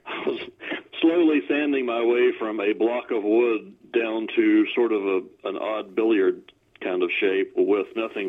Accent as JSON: {"language": "English", "town": "Welcome", "region": "North Carolina", "country": "United States", "tie": "born or raised there", "said": "Welcome, North Carolina. And, yes, it really is named that."}